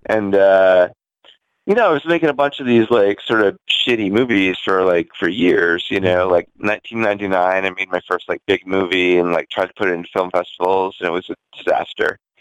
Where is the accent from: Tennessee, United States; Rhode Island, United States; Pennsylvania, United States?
Rhode Island, United States; now in New York City, United States; I grew up in uh, a very rural backwoods town in Rhode Island